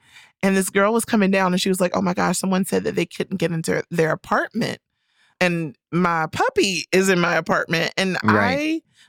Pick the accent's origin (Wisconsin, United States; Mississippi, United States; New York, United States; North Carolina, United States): North Carolina, United States; Carolina. All of my high school buddies have like 3+ kids.